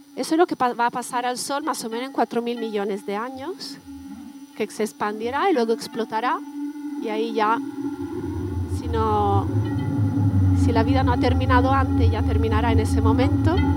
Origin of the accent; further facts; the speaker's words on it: Bologna, Emilia-Romagna, Italy; accent: Italian; Spanish is a second language; moved away as an adult; also born or lived in Canada / Germany / Switzerland / United States; now in San Sebastián, Spain; he estudiado en Bolonia, que es mi ciudad natal